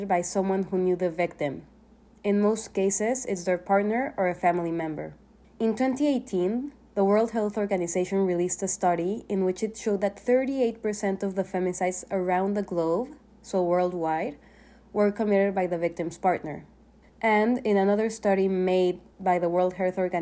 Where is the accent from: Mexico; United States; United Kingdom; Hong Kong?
Mexico; now in Canada; I'm from Mexico, one of the leading countries in violence against women in the world